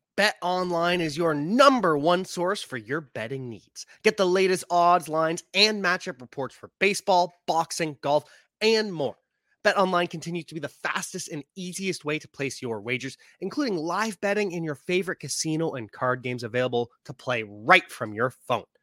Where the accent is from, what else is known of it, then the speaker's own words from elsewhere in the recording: Canada; also born or lived in Ontario; I am Canadian. I live in Ontario